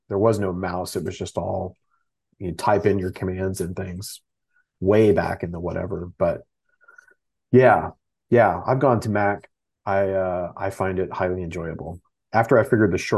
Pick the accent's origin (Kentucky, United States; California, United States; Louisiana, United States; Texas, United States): Texas, United States; I'm from Texas